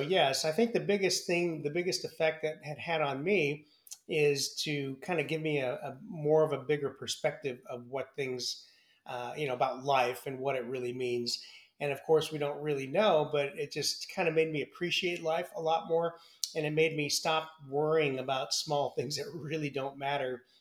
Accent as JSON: {"language": "English", "area": "San Francisco Bay Area", "region": "California", "country": "United States", "tie": "born or raised there", "also_born_or_lived": "Milwaukee, Wisconsin / Wichita, Kansas", "said": "I grew up in the San Francisco Bay Area"}